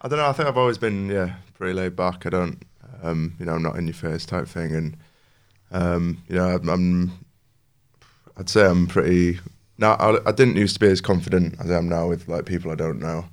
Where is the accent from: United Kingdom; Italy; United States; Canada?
United Kingdom; New Mill, Yorkshire and the Humber; I grew up in New Mill, just outside of Homeforth